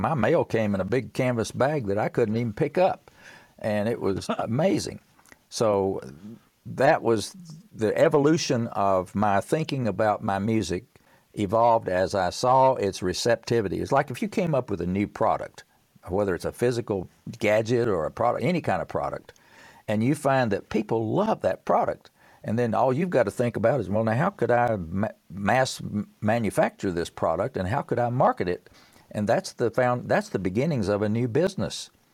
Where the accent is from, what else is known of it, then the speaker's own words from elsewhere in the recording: Tennessee, United States; I'm from Tennessee